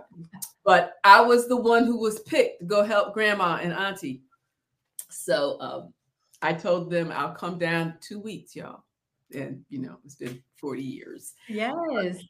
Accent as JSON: {"language": "English", "region": "Central New York", "country": "United States", "tie": "born or raised there", "moved": "as an adult", "lives_now": "South Carolina, United States", "said": "I was raised in Central New York"}